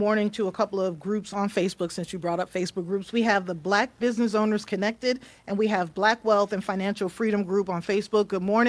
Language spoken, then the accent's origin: English; New York City, New York, United States; now in Atlanta, United States; I went to school in New York. I grew up in New York City. I went to Christ the King High School